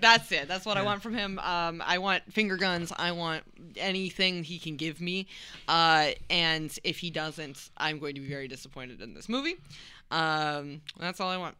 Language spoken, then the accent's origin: English; Wisconsin, United States; I grew up in Wisconsin